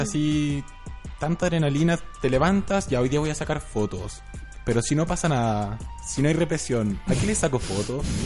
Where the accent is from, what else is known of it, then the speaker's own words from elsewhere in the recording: Chile; nosotros como chilenos que hemos estado acá